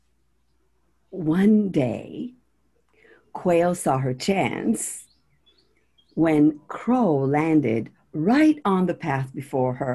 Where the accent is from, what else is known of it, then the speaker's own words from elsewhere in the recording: Israel; moved away; growing up in Israel, I grew up with a lot of anxiety